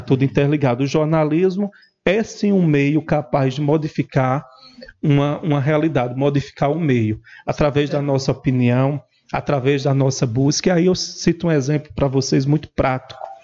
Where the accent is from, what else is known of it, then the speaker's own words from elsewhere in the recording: Montadas, Paraíba, Brazil; also born or lived in Esperança, Paraíba; terra natal montadas